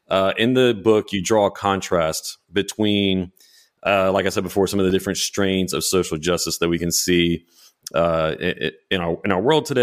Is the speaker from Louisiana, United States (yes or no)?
yes; Louisiana, United States; I'm from South Louisiana, so that's Doucan.